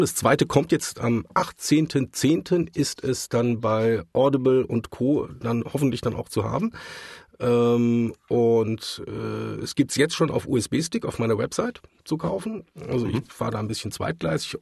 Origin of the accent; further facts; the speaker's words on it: Mannheim, Baden-Württemberg, Germany; ich bin tatsächlich gebürtiger Mannheimer